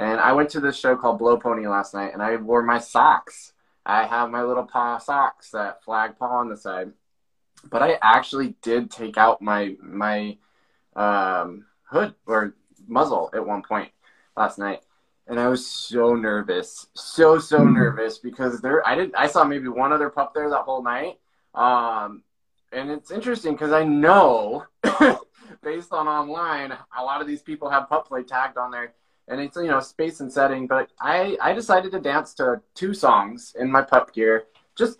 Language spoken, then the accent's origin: English; Montana, United States; moved away; coming from Montana